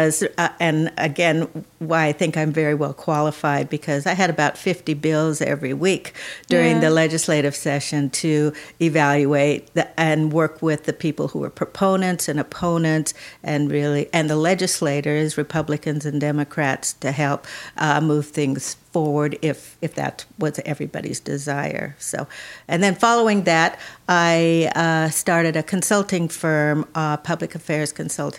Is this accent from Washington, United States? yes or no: yes; Renton, Washington, United States; moved away as an adult; also born or lived in Seattle, Washington / Bellingham, Washington / Oregon; now in Clark County, Washington, United States; I was born in Seattle, grew up in Renton, Washington